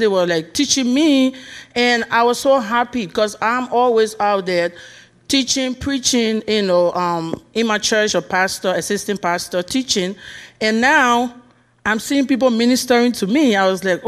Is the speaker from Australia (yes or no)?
no; Liberia; moved away; I'm from Liberia. That's why you hear the accent.